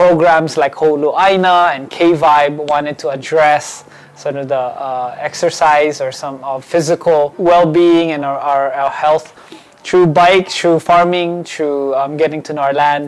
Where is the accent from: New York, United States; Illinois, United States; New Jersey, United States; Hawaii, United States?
Hawaii, United States; Honolulu; also born or lived in Philippines; I was born in the Philippines, grew up here in Hawaii, and went to school all my life, lived all my life here in Kalihi